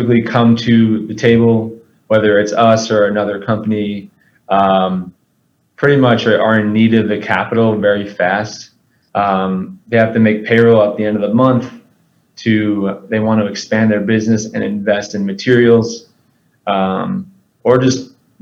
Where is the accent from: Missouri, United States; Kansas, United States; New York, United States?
New York, United States; Long Island, Suffolk County; moved away as an adult; now in Austin, United States; I am born and raised in Long Island, New York, in Suffolk County.